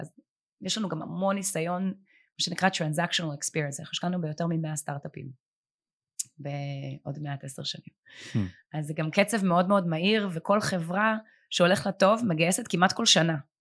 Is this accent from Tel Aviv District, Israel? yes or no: yes; Herzliya, Tel Aviv District, Israel; אני גדלתי בהרצליה